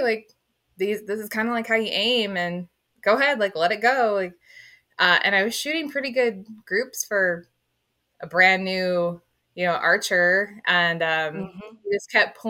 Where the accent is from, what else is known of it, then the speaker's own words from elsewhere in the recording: Phelan, California, United States; So I grew up in Phelan, California, which is a ranch town